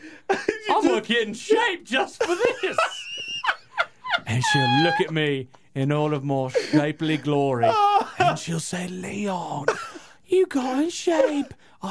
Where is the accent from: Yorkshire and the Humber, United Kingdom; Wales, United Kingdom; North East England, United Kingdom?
Wales, United Kingdom; Thirdly, I'm from Wales. What kind of men do you expect look like from a place called Wales?